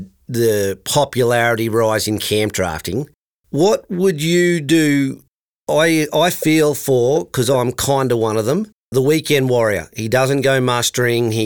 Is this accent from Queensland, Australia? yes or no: yes; Darling Downs, Queensland, Australia; I grew up my life in the Darling Downs